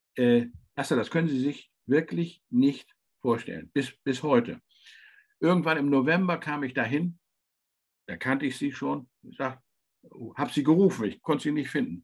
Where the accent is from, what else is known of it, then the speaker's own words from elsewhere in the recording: towards Worpswede and Fischerhude, Lower Saxony, Germany; ich bin in Deutschland in einer Region aufgewachsen, die ein bisschen vergleichbar ist. Das sind Moore